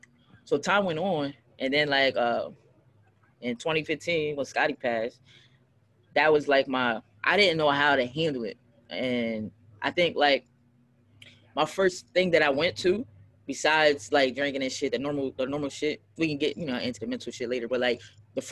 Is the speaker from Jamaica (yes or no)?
no; Philadelphia, Pennsylvania, United States; Like we came from Philly, and me and my friends was chilling in the car, and I just rapped.